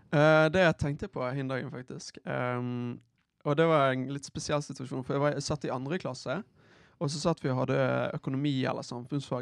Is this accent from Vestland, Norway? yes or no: yes; Bergen, Vestland, Norway; jeg, har en frisør eh, hjemme i Bergen